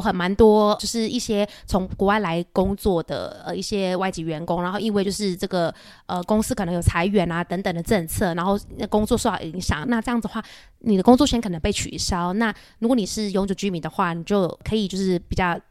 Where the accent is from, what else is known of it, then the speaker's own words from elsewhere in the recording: Taiwan; moved away as an adult; now in Singapore; 我其实就是一个在台湾土生土长的孩子